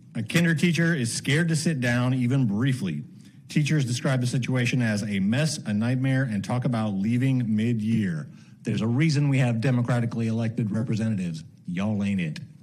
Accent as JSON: {"language": "English", "town": "Baytown", "region": "Texas", "country": "United States", "said": "I'm from Baytown, Texas"}